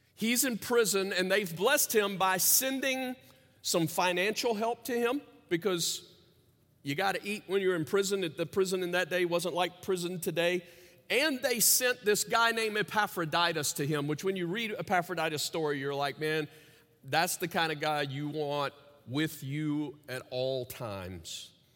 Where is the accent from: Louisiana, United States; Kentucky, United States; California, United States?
Louisiana, United States; As a kid growing up in Louisiana